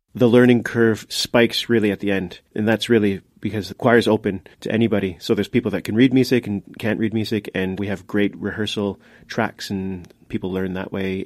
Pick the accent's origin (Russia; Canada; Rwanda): Canada; moved away as an adult; now in Luxembourg; I'm from Canada, and I've lived in Luxembourg for seventeen years